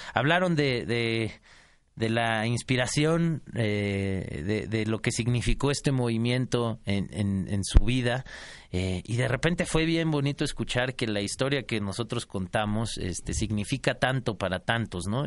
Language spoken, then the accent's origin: Spanish; Mexico City, Mexico; Nací en la Ciudad de México, soy chilango